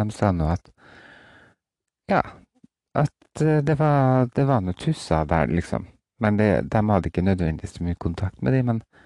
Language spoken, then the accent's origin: Norwegian; Roan, Trøndelag, Norway; det er en eh, liten øy utafor Roan der jeg vokste opp